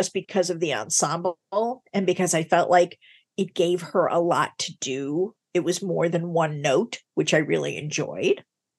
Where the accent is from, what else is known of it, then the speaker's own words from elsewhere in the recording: Chicago, Illinois, United States; my hometown of Chicago, Illinois